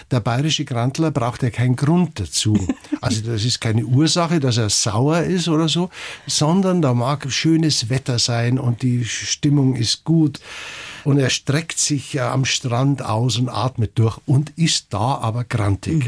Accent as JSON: {"language": "German", "town": "Garmisch-Partenkirchen", "region": "Bavaria", "country": "Germany", "tie": "born or raised there", "said": "ich bin in Garmisch zur Schule gegangen"}